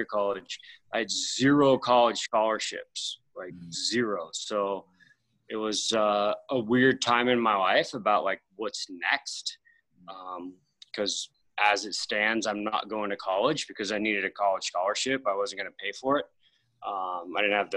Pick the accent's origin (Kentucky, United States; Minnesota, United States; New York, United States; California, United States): California, United States; Sonoma County, Northern; born and raised in Northern California. So, just north of San Francisco, you know, like the wine country, Sonoma County